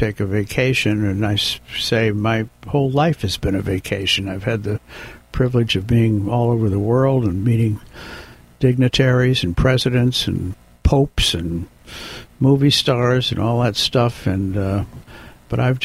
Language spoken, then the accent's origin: English; Southern California, United States; I grew up in Southern California, and I was about to go to UCLA